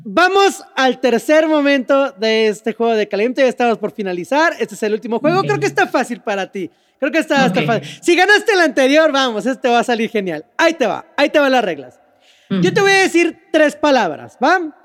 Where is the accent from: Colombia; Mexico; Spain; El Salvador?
Mexico